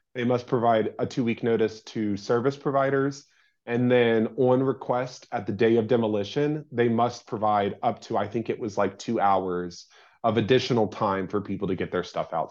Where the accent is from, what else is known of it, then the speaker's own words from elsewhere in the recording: St. Albans, West Virginia, United States; moved away as an adult; now in Wheeling, United States; I'm from Saint Albans, West Virginia